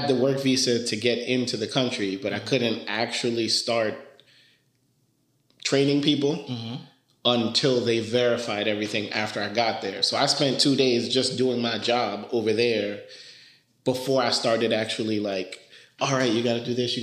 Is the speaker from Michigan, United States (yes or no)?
no; New York, United States; first language Spanish; English is a second language; also born or lived in Dominican Republic / Philadelphia / Delaware; I grew up in New York, in the Bronx, to be specific